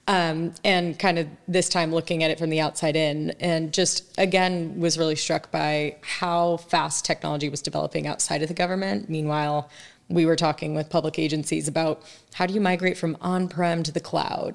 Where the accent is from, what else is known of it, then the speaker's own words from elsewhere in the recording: San Diego, California, United States; moved away as an adult; also born or lived in East Coast; I grew up in San Diego, Southern California, so I will always be a California girl at heart, but went to school on the East Coast and, uh, kind of spent most of my adult life out there ever since